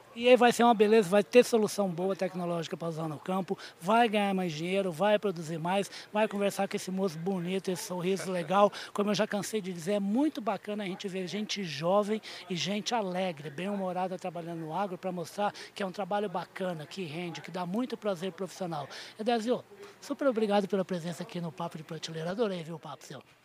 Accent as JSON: {"language": "Portuguese", "town": "Uberaba", "region": "Minas Gerais", "country": "Brazil", "said": "Ele é meu conterrâneo, que eu sou de Uberaba"}